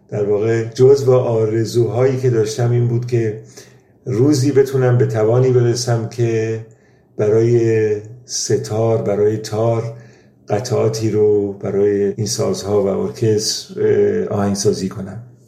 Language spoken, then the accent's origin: Persian; Iran; moved away as an adult; now in Germany; من سال 1365 به آلمان مهاجرت کردم و از همون سال تا امروز هم در اروپا زندگی میکنم ولی ارتباط تنگاتنگ با ایران داشتم